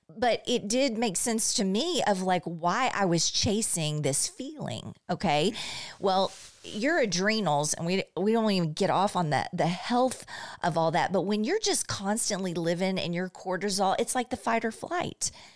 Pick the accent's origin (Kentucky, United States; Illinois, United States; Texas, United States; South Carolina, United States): Texas, United States; Bryan; I grew up in Bryan